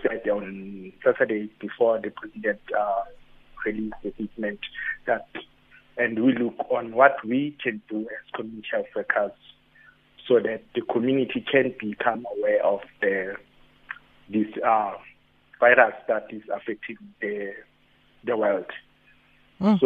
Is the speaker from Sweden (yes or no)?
no; Ekurhuleni, Gauteng, South Africa; I'm from Ekurhuleni, and I work as